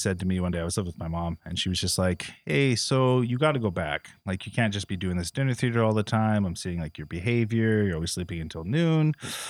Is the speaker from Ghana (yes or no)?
no; Philippines; now in Toronto, Canada; I'm Filipino. I was like, I didn't think I felt that much shame when I moved to Toronto, but I guess I did.